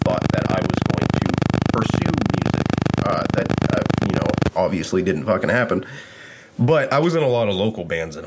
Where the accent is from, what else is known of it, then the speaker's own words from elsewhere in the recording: the South, United States; I grew up in the South. I'm from the South